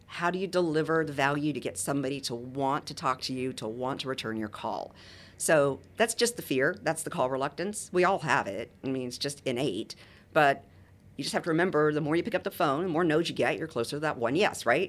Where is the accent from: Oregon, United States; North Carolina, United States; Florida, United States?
Florida, United States; Boca Raton; also born or lived in Muncie, Indiana; I grew up in Boca Raton